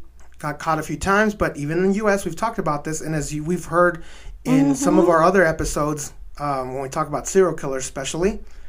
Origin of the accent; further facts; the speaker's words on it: Ciudad Juárez, Chihuahua, Mexico; now in El Paso, United States; especially from my hometown, and living in El Paso is right there, our neighboring city, across the border.